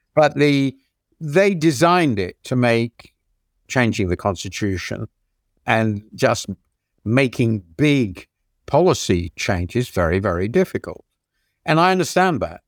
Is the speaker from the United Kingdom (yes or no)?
yes; United Kingdom; also born or lived in United States; as most British people will be, and I lived in the country for ten years